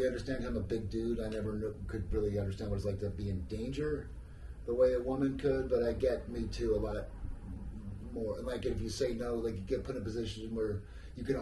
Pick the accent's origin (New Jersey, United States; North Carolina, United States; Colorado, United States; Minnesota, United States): New Jersey, United States; I'm from New Jersey. I am so fucking American